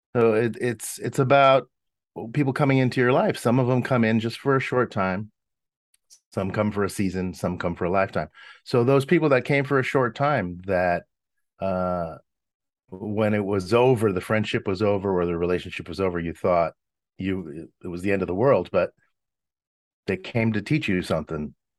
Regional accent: Los Angeles, California, United States; my Italian bringing up, um, growing up in Hollywood

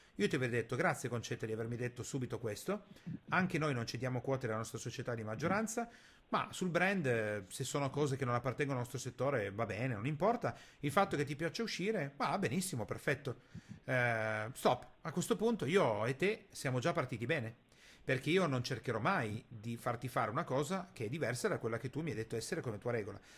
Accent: Italy; Noi italiani

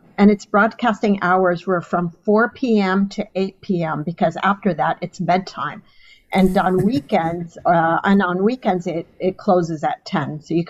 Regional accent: Dhahran, Eastern Province, Saudi Arabia; also born or lived in Khobar; But I was born in the Aramco Hospital, studied in its schools.

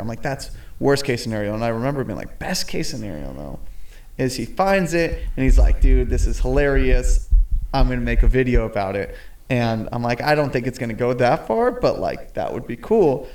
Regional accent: Claremont, California, United States; also born or lived in San Diego, California; I grew up just about 45 minutes out here in a town called Claremont

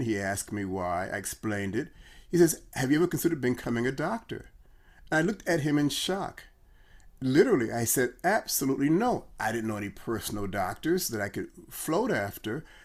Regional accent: Chicago, Illinois, United States; I'm from Chicago

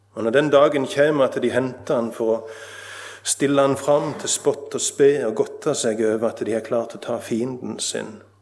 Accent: Nesvåg, Rogaland, Norway; Jeg satt på grendehuset hjemme på Nesvåg

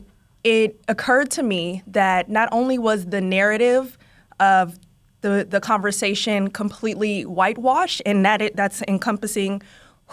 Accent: Oakland, California, United States; now in New York, United States; I'm from Oakland

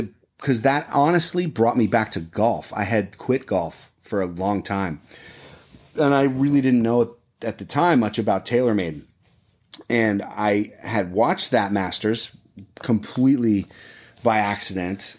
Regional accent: Dublin, Ohio, United States; I grew up literally on the fairways of Muirfield. So I was, I grew up at the Memorial Tournament

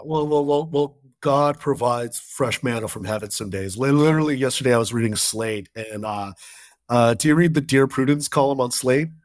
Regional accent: Southern California, United States; I grew up in Southern California

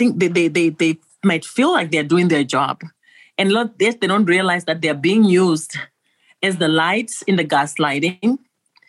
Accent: Zimbabwe; moved away; Originally, I'm from Zimbabwe.

